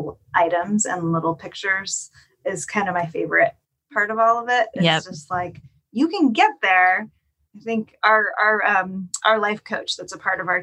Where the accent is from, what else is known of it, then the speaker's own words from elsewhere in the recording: the Northwest, Pacific Northwest, United States; also born or lived in Los Angeles; now in Portland, United States; I'm born and raised in the Northwest